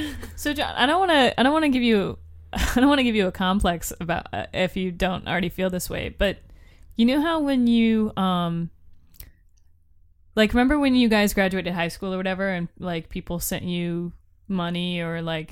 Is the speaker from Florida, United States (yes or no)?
yes; Florida, United States; I'm from Florida, and that's one of the reasons it took me.